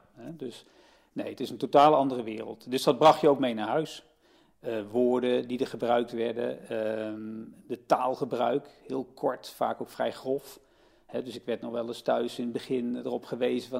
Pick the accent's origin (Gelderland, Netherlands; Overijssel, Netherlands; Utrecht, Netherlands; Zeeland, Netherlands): Utrecht, Netherlands; also born or lived in Nijmegen; Ik ben niet geboren in Utrecht, maar wel op mijn derde. In 65 zijn we hier komen wonen